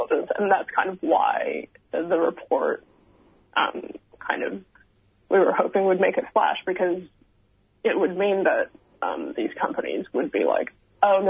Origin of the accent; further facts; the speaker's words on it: China; now in Melbourne, Australia; I grew up in China